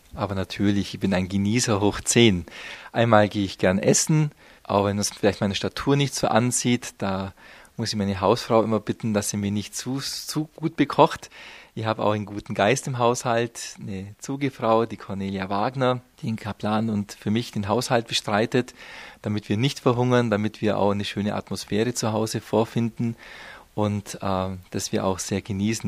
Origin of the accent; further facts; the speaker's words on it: Memmingen, Bavaria, Germany; also born or lived in Rhineland; als Schwabe, ich komme ja aus dem Unterallgäu, aus Memmingen